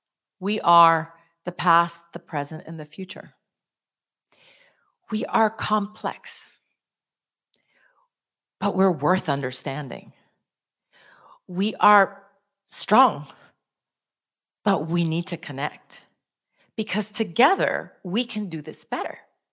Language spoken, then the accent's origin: English; El Salvador; now in Houston, United States; We're from here and from there, right? I'm from here, but I'm from El Salvador.